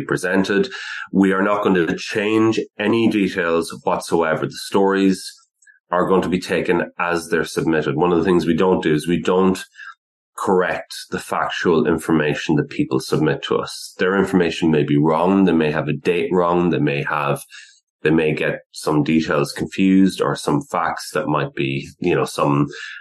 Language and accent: English; Ireland; now in United Kingdom; I'm not actually born and raised in the UK. I'm from the Republic of Ireland.